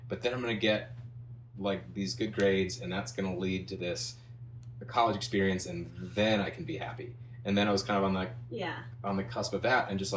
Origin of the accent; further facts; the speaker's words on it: Ohio, United States; moved away; growing up in Ohio